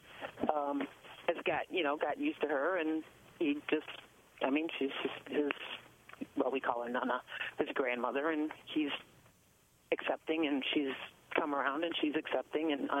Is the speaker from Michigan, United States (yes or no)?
yes; Dearborn Heights, Michigan, United States; born or raised there; also born or lived in Ypsilanti, Michigan; now in Oakland County, United States